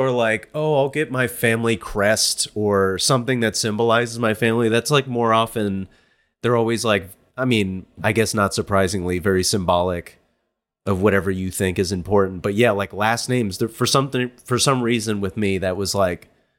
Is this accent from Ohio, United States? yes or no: yes; Ohio, United States; I'm from Ohio.